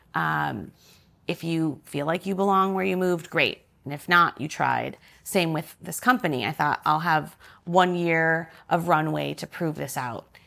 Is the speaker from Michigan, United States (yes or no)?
yes; suburbs of Detroit, Michigan, United States; moved away as an adult; also born or lived in Chicago; now in New York, United States; I'm from, um, the suburbs of Detroit in Michigan